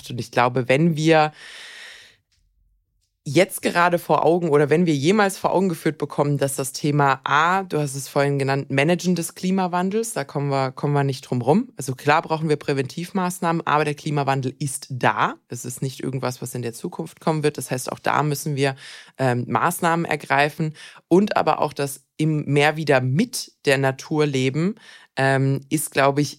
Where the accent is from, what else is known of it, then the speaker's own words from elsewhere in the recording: Swabia, Germany; Ich bin, ich bin Schwabe